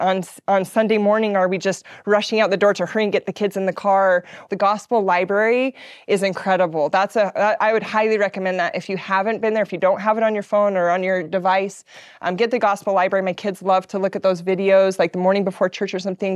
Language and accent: English; Utah, United States; I grew up in Utah